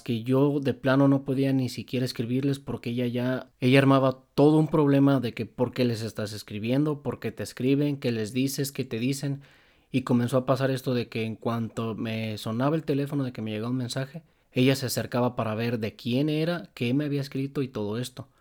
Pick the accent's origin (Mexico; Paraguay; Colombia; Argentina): Mexico; Apaseo, Guanajuato; Donde yo vivo, de donde yo soy y de donde ella es, donde vivíamos, es a paseo